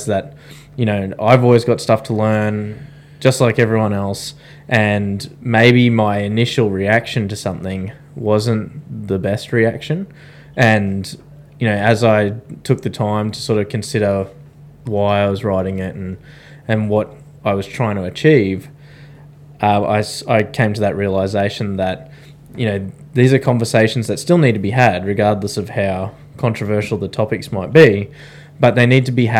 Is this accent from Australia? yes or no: yes; Australia; we are three Australian veterans